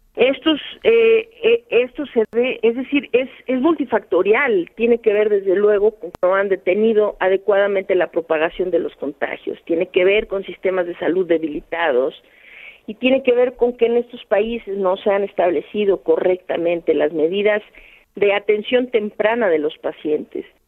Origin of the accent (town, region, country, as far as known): Mexico